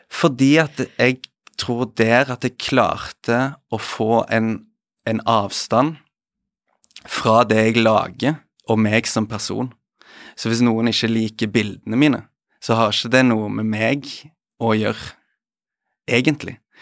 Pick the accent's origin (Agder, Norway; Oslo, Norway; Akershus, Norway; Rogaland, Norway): Rogaland, Norway; Stavanger; moved away; er hjemme i Stavanger